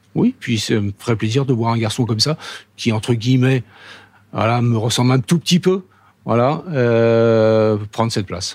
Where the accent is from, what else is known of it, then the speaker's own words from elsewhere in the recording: Paris, Île-de-France, France; je suis parisien, euh, je suis né à Paris.